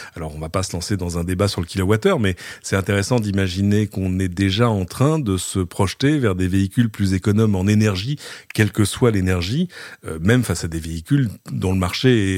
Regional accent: France; chez nous en France

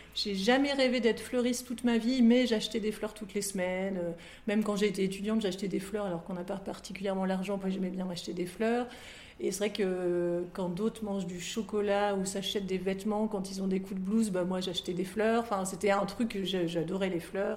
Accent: France; moved away as an adult; also born or lived in Lille; now in Brussels, Belgium; je suis française et j'habitais à Lille

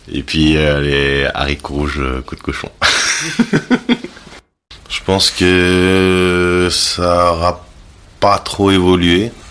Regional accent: Cayenne, French Guiana, France; born there; j'ai 36 ans, je suis né à Cayenne, en Guyane.

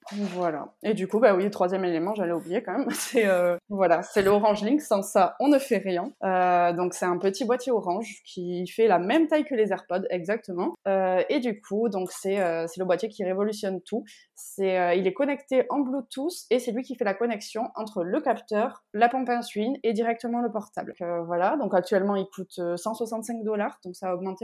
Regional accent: Bayonne, Nouvelle-Aquitaine, France; moved away as an adult; now in Réunion, France; je suis de Bayonne, donc au Pays Basque

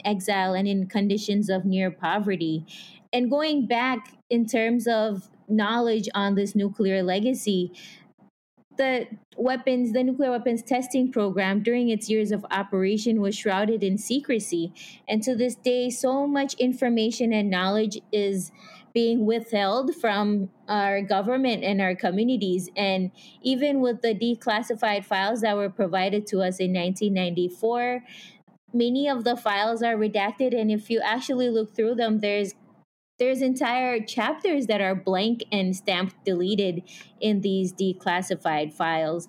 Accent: Marshall Islands; moved away as an adult; I was born and raised in the Marshall Islands

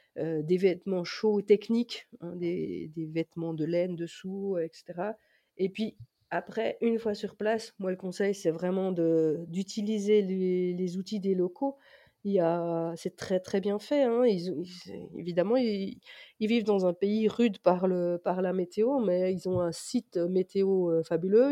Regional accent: France; en tant que Français

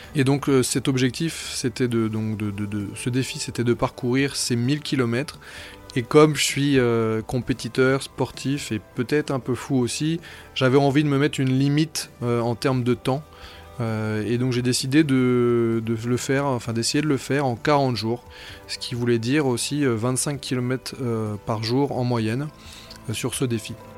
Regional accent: Brittany, France; moved away; je suis breton d'origine

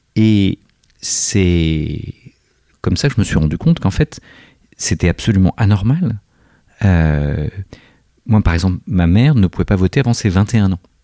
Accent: Corsica, France; je suis corse

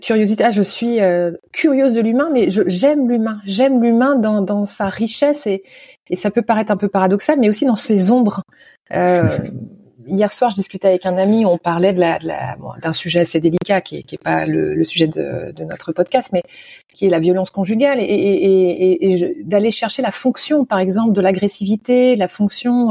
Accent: Nantes, Pays de la Loire, France; moved away; also born or lived in Canada; depuis mon retour en France, dans ma ville natale à Nantes, il y a cinq ans

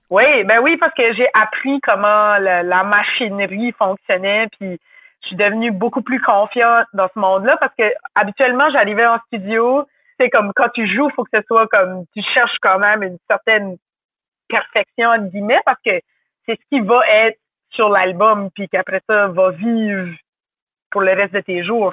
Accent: New Brunswick, Canada; accent: Chiac (Acadian); Je viens du Nouveau-Brunswick. C'est une province à l'est du Québec, au Canada. C'est un accent qui est différent

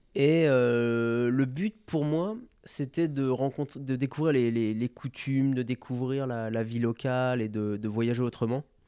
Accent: France; Je suis français

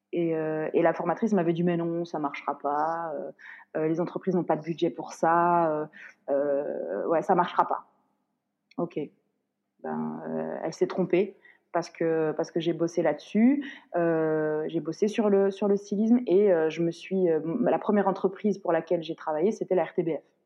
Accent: Morocco; moved away; je suis marocaine

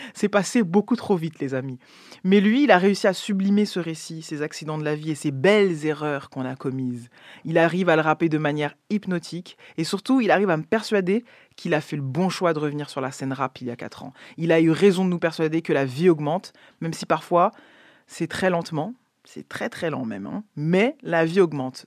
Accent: France; je suis française

